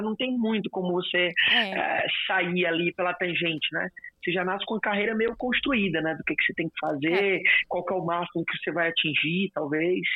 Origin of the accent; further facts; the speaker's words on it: Fortaleza, Ceará, Brazil; eu sou de Fortaleza